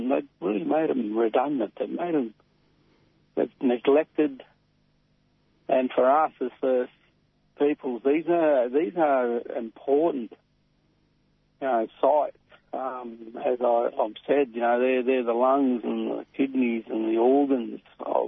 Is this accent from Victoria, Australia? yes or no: yes; Robinvale, Victoria, Australia; I'm from Tati Tati in Robin Vale, northwest Victoria